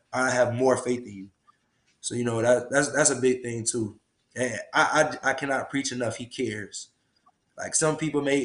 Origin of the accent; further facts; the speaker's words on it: Tallahassee, Florida, United States; My family's from Jacksonville, but I was raised here in Tallahassee